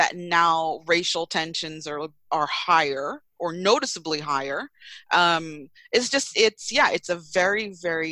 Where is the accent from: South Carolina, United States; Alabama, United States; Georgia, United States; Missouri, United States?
Georgia, United States; also born or lived in Jamaica; I grew up here in Georgia